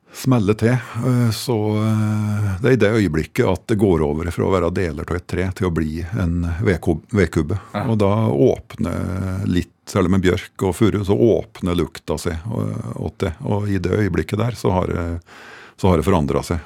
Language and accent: Norwegian; Fåvang, Innlandet, Norway; hjembygda mi, i Fåvang også, oppe i, oppe i Ringbu